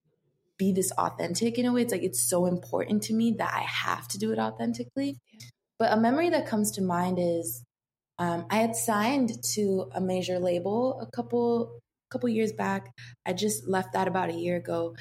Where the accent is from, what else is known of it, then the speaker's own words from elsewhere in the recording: Seattle, Washington, United States; I grew up in Seattle, and then I moved a little bit outside of Seattle, more deeper into the forest